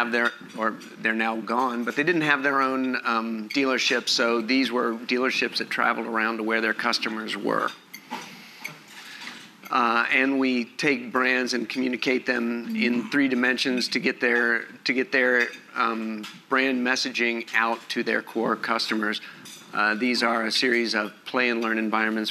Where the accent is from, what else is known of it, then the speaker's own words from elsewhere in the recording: Los Angeles, California, United States; I'm from Los Angeles.